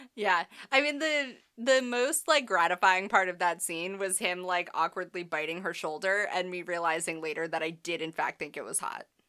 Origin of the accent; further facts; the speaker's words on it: New England, United States; I'm from New England